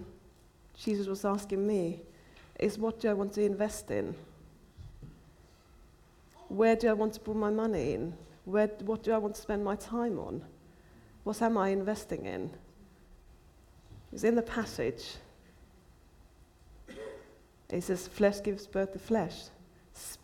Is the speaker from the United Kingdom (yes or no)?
no; Finland; I'm from Finland